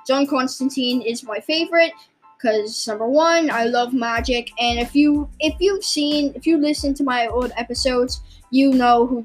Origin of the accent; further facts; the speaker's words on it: England, United Kingdom; also born or lived in London; We were both born in England and we live in England